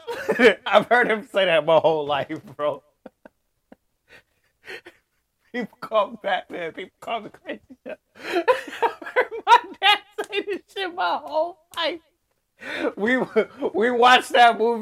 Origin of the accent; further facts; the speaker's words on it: Richmond, United States; I'm from Richmond